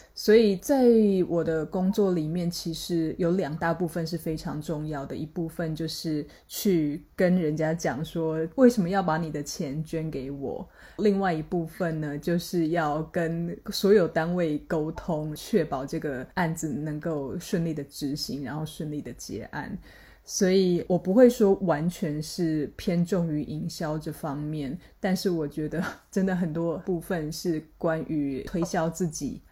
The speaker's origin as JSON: {"language": "Chinese", "country": "Taiwan", "accent": "Taiwanese", "said": "听我的口音就知道我是台湾人"}